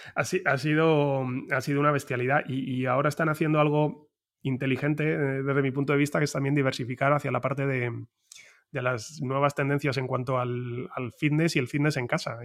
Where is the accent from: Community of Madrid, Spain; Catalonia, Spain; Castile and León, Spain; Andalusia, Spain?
Community of Madrid, Spain; Madrid; first language Spanish; los que somos de Madrid